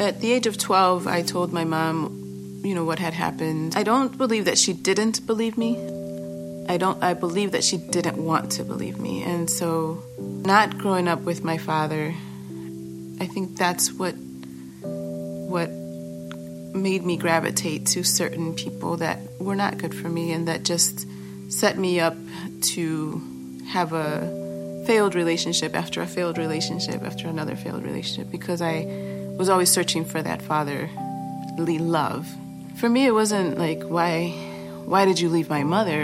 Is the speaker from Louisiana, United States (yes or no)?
no; Chicago, Illinois, United States; born or raised there; also born or lived in Boston, Massachusetts / Guatemala (ancestry)